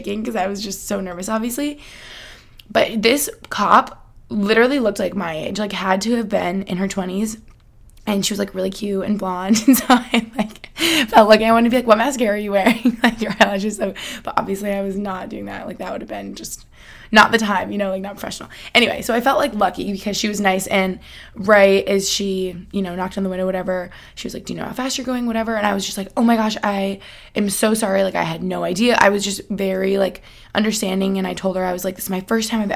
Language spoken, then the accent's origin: English; United States; moved away as an adult; also born or lived in Albany, New York / Boston, Massachusetts; now in Pennsylvania, United States; I grew up in Albany and, like, outside of Boston